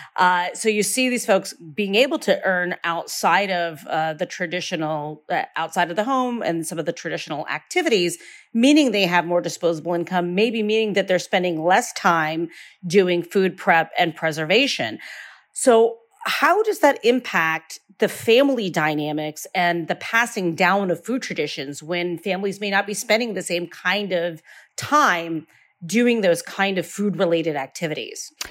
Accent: Northeastern Ohio, United States; Growing up in Northeastern Ohio, I have grown up alongside of, uh, Amish communities

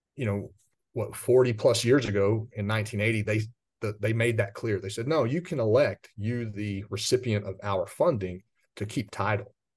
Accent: West Texas, United States; I grew up out in West Texas in commercial agriculture

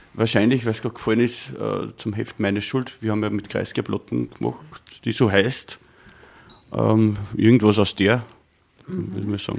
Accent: Waldneukirchen, Upper Austria, Austria; also born or lived in Steyr / Bad Hall; geboren, dort aufgewachsen, einen kleinen Dorf namens Waldnerkirchen, auch in die Volksschule gegangen

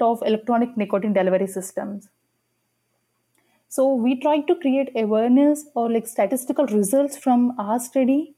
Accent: India; moved away; I'm an international medical graduate from India. I did my med school back in my home country

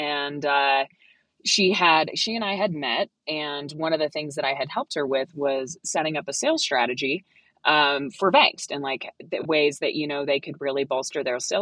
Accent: Colorado, United States; I am from Colorado. I've lived here. I was born in Colorado.

